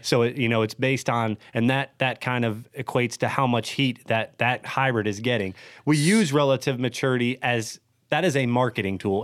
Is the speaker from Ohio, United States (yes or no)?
yes; Ohio, United States; I'm born and raised in Ohio